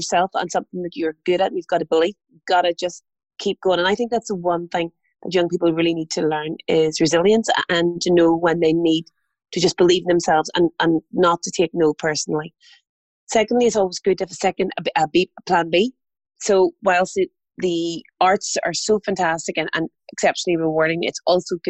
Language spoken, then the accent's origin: English; Armagh, Northern Ireland, United Kingdom; moved away; I'm an only child and I grew up in Armagh.